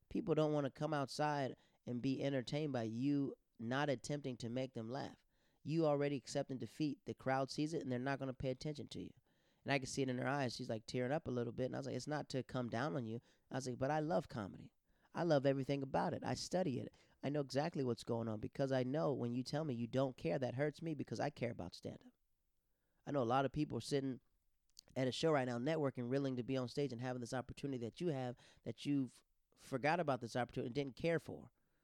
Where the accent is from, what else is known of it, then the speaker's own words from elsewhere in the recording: Tampa, Florida, United States; we're all from Tampa